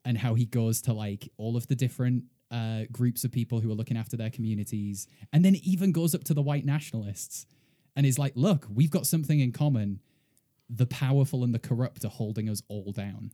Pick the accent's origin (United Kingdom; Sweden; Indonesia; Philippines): United Kingdom; now in United States; as a British person, uh, co-, coming to America